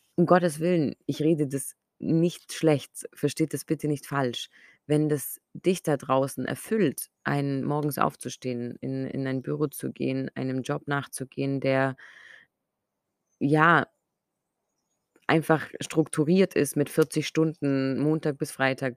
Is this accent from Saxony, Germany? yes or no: no; Ulm, Baden-Württemberg, Germany; meine Heimatstadt, wo ich lebe, nach Ulm